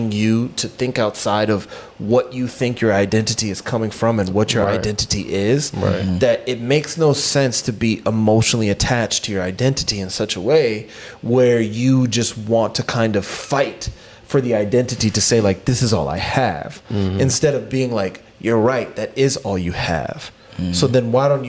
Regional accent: United States; growing up in America

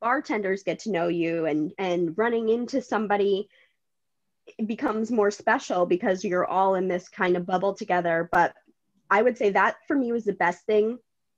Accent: Connecticut, United States; moved away as an adult; now in New York City, United States; my original home state is Connecticut, but I've been here since I was 18. So I am definitely a New Yorker

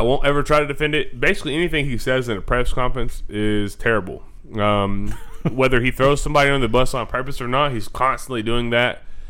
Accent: United States; I'm from Columbia County

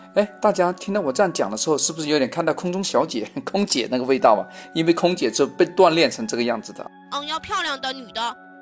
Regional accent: China; 我们中国人

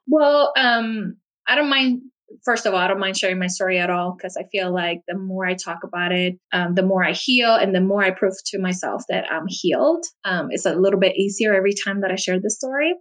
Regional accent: Puerto Rico; now in United States; I live in the United States, but I'm actually from Puerto Rico, and it's an island in the Caribbean

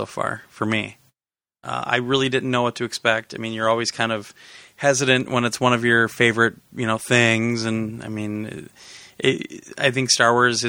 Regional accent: Wisconsin, United States; I grew up in Wisconsin

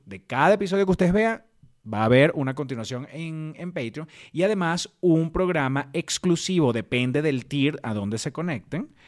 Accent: Venezuela; moved away; extraño demasiado Venezuela

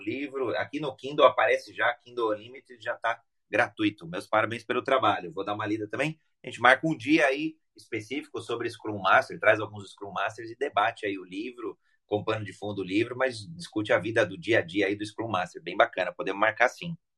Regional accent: Brazil; eu sou brasileiro

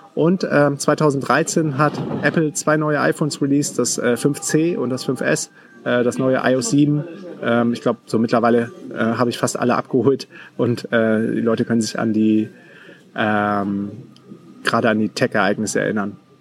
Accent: Düsseldorf, North Rhine-Westphalia, Germany; also born or lived in Münster; bin dann wieder zurück nach Düsseldorf. Bin äh, quasi in meine Heimat gegangen

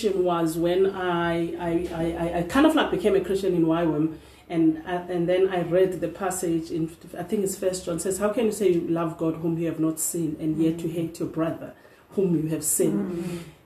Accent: Cape Town, Western Cape, South Africa; English is a second language; I was born here in Cape Town, raised in old crossroads, in the height of apartheid.

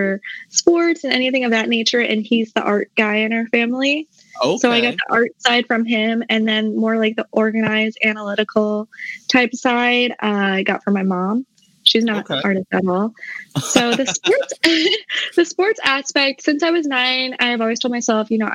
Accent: South Dakota, United States; moved away as an adult; also born or lived in Mankato, Minnesota; now in North Carolina, United States; I'm originally from South Dakota. That's where I was born.

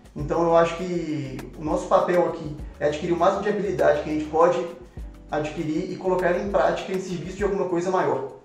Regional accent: Matozinhos, Minas Gerais, Brazil; eu nasci em Matozinhos, é, é muito perto de BH mesmo

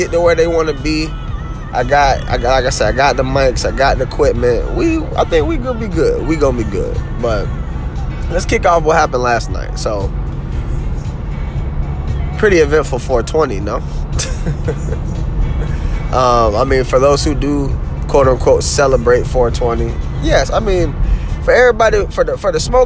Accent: the South, United States; I'm from the South

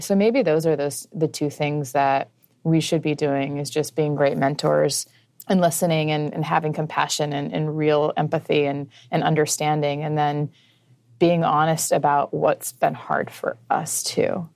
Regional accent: Midwest, United States; I grew up in a, like, a, a super religious home, um, in the Midwest.

